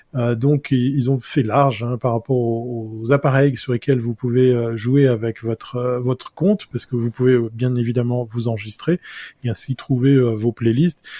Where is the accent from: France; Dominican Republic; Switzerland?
Switzerland; German-speaking Switzerland; je suis suisse allemand